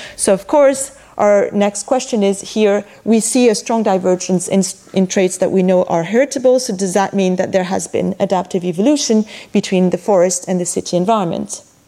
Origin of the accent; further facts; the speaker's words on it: Montpellier, Occitania, France; my hometown of Montpellier